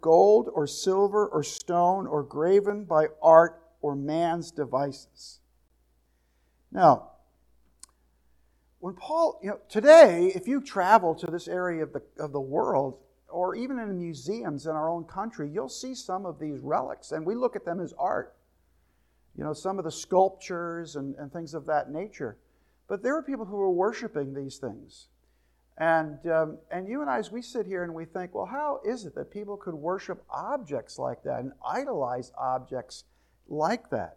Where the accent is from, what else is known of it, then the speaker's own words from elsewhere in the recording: New Jersey, United States; I grew up in New Jersey, there was all kinds of people